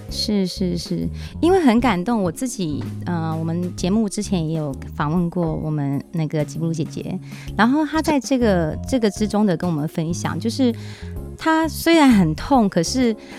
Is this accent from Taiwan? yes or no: yes; Namasia, Kaohsiung, Taiwan; 因为我们家乡就在那里嘛